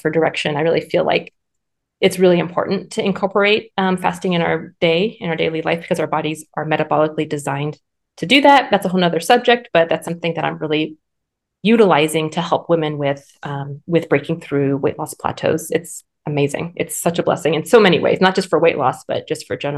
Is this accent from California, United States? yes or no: yes; Southern California, United States; moved away as an adult; now in North Idaho, United States; we are originally from Southern California and my practice was thriving there. And then we moved to North Idaho.